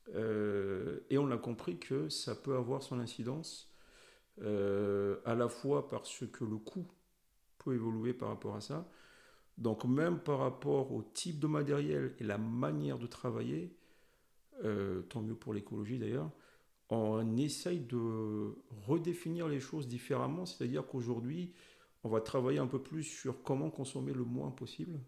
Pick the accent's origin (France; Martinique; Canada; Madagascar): Madagascar; moved away; je suis originaire de Madagascar